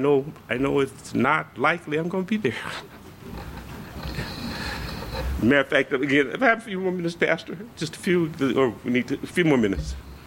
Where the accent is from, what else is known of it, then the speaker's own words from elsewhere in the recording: the South, United States; I said, you know, I'm from the South. I'm going to bring you some tapes from, you know, maybe Black Baptist churches.